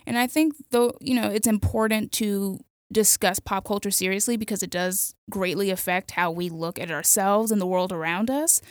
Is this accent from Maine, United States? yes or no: no; Miami, Florida, United States; I grew up in Miami, so Latino culture is super important to me